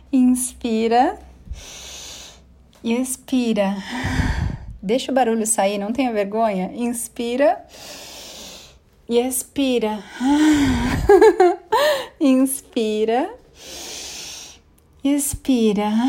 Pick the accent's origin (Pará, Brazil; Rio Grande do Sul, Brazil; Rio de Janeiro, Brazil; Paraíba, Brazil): Rio de Janeiro, Brazil; Bangu; born there; now in São Paulo, Brazil; Ai, nasci em Bangu. Verdade. Ai, meus pais nunca tiveram um trabalho